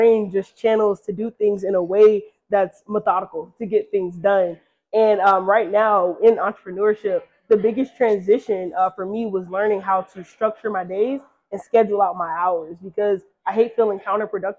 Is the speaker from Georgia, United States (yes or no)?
yes; Decatur, Georgia, United States; also born or lived in Atlanta, Georgia; from Atlanta, Georgia, born and raised in Decatur